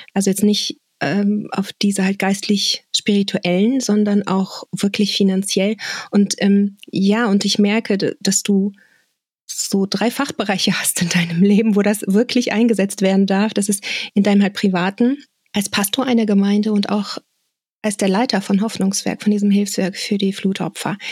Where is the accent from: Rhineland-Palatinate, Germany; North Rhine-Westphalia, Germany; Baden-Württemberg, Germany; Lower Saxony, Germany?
North Rhine-Westphalia, Germany; Bonn; meinem Heimatort Bonn